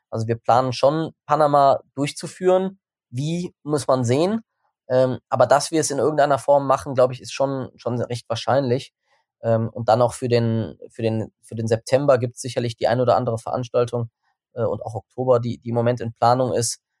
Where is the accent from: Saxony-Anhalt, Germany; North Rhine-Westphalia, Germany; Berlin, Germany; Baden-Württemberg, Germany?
North Rhine-Westphalia, Germany; Bonn; Ich meine, ich, ich komme aus Bonn, das ganze Team kommt aus Bonn.